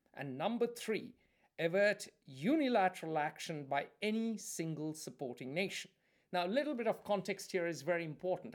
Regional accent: India; I, I'm Indian

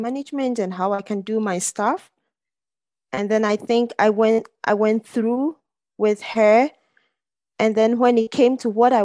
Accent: Ghana; now in Zurich, Switzerland; I grew up in Ghana, but I moved here some years back

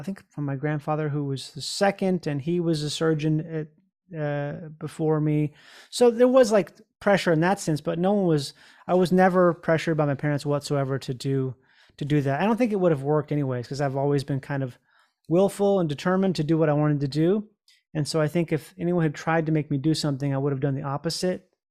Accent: Rochester, Minnesota, United States; I grew up in Rochester, Minnesota

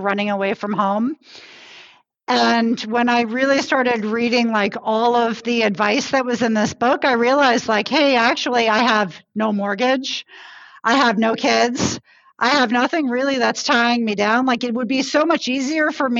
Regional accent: New York, United States; moved away as an adult; now in Marseille, France; I'm American, originally from New York.

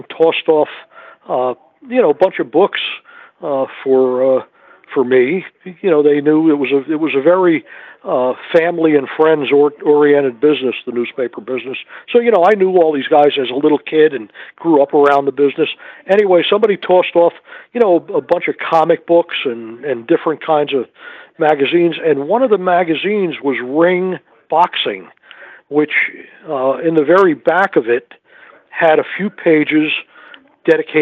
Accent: New Jersey, United States; I grew up in New Jersey. I'm a Jersey guy

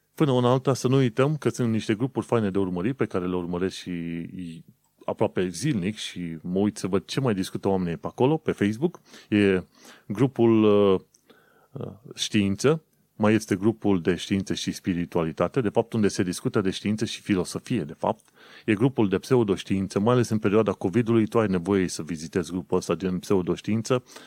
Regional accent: Romania; moved away as an adult; also born or lived in United Kingdom; când am plecat în 2015 din România

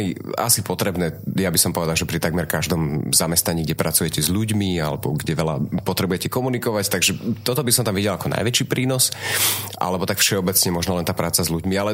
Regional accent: Trnava, Trnava Region, Slovakia; Ja som rodený Trnavčan teda a celý život tu vlastne bývam.

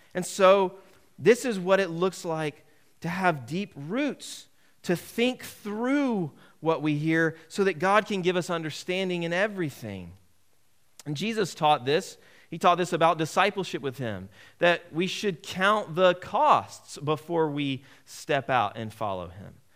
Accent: United States; As an American

